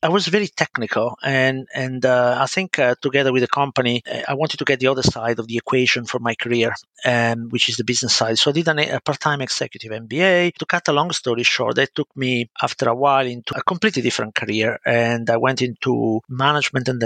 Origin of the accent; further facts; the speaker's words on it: Milan, Lombardy, Italy; accent: Italian; English is a second language; moved away as an adult; now in United Kingdom; As you can spot from my accent, I'm Italian, but I've been living in the UK for, it's coming up to 30 years almost, so quite a while. I started as just an ordinary child in a working class family, you know, living in a council estate in Milan